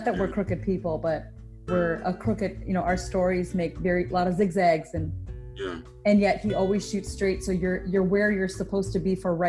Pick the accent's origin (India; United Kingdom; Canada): India; I'm not Black, I'm Indian, East Indian, from India, which some people don't seem to understand that it's not Indiana, and I'm not Native American